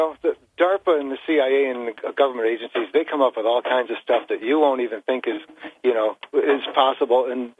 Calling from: Port Crane, New York, United States; from Port Crane.

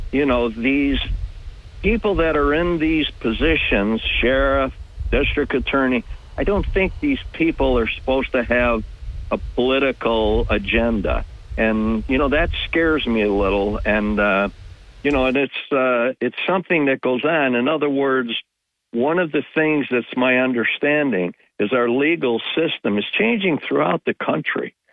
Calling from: Binghamton, New York, United States; from the town of Binghamton.

